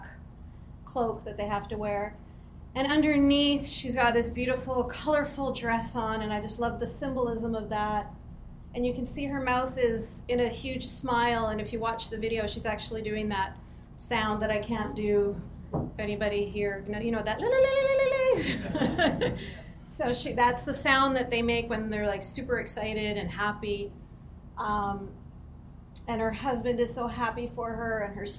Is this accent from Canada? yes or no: yes; White Rock, British Columbia, Canada; conservative Muslims like my family was growing up in Canada